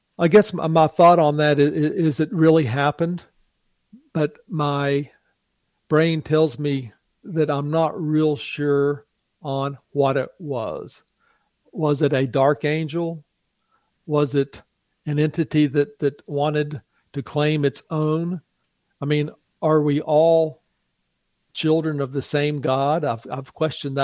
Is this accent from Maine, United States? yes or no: no; West Virginia, United States; I am from West Virginia